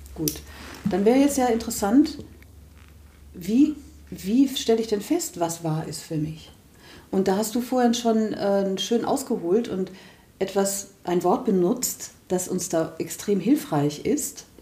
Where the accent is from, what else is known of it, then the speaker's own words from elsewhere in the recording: Germany; wir als Deutsche